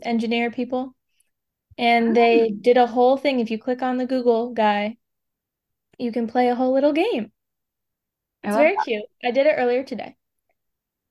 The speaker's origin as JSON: {"language": "English", "country": "United States", "said": "I'm an American"}